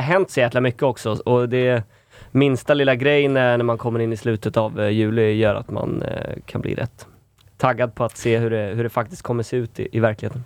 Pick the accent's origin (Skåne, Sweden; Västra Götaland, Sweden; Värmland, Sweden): Västra Götaland, Sweden; Falköping; moved away; jag fick ju ta en obligatorisk vända hem